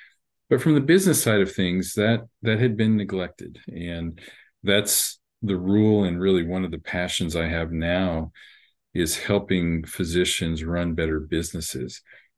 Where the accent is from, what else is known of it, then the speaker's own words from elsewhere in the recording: Texas, United States; also born or lived in Miami; So I'm here where I pretty much where I grew up. I'm originally from Miami, so not too far from you, and moved around a lot when I was younger, but settled here by late elementary school and did my education mostly in Texas